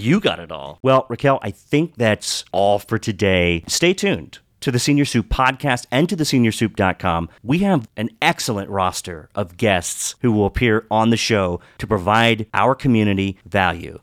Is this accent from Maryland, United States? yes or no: yes; Western Maryland, United States; moved away as an adult; also born or lived in Pittsburgh; I grew up in Western Maryland, went to school in Pittsburgh